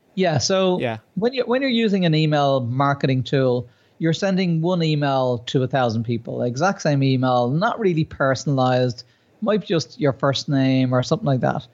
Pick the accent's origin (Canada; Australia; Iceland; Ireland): Ireland; myself being Irish